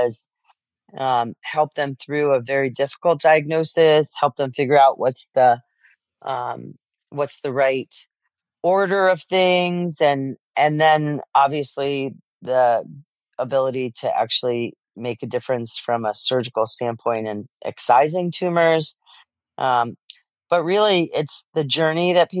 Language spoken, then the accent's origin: English; New Jersey, United States; I grew up in New Jersey. I'm an immigrant child. My parents are from Poland